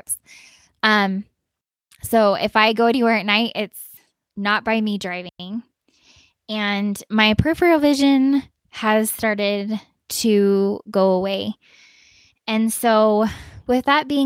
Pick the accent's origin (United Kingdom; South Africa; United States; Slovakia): United States; Utah; moved away as an adult; also born or lived in Virginia / Texas; now in Colorado, United States; I grew up in Utah pretty much my whole life